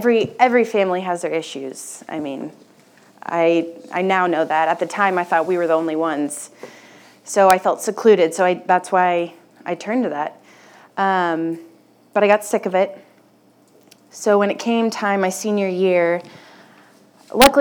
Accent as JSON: {"language": "English", "town": "Wichita", "region": "Kansas", "country": "United States", "tie": "born or raised there", "said": "I grew up in Wichita, and I went to a Catholic school my whole life"}